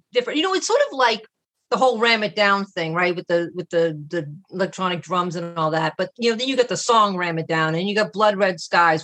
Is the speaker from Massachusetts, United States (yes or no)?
yes; Boston, Massachusetts, United States; I'm from Boston, Massachusetts